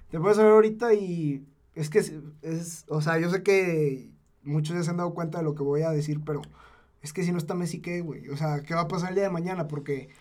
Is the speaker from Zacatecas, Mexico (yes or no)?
yes; Zacatecas, Mexico; Yo que soy de Zacatecas